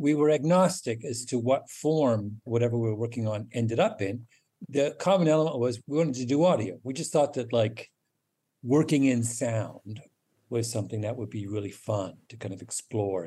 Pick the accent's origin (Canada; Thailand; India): Canada; also born or lived in England; my Canada memories